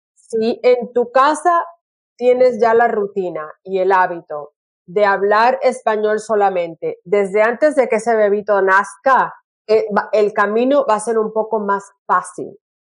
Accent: Puerto Rico; also born or lived in California; now in Brisbane, Australia; yo soy eh, puertorriqueña

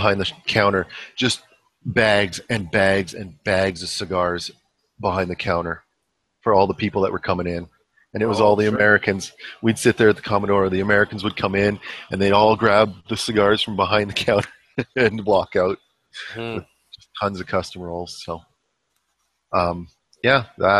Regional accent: Canada; as a Canadian

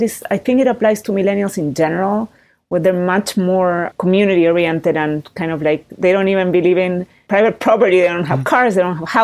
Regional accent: Chile; moved away as an adult; also born or lived in Oakland, California, United States; I was born in Oakland. I grew up in Chile.

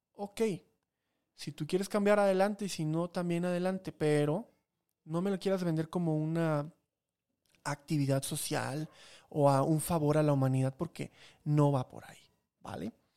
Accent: Chiapas, Mexico; now in Mexico City, Mexico; allá de donde vengo que ni siquiera es de Veracruz, es de Chiapas

